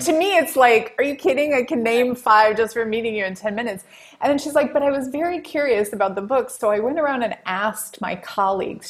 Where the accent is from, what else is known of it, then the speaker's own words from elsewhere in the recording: Wisconsin, United States; I grew up in Wisconsin.